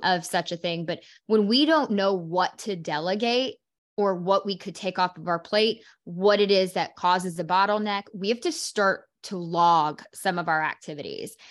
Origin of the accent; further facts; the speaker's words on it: Oklahoma, United States; moved away; also born or lived in Carolinas; I'm from Oklahoma